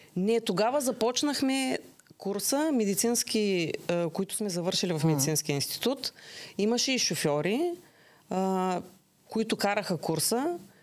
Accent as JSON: {"language": "Bulgarian", "country": "Bulgaria", "tie": "born or raised there", "moved": "yes", "lives_now": "Ruse, Bulgaria", "said": "Родена съм в град Тракан, на 60 км от Русе"}